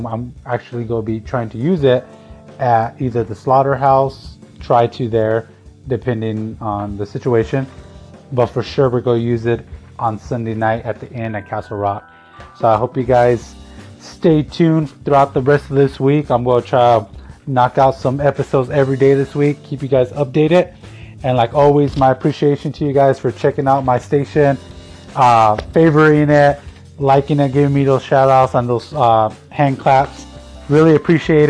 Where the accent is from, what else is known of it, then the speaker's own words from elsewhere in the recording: Tucson, Arizona, United States; a park here in my hometown of Tucson, Arizona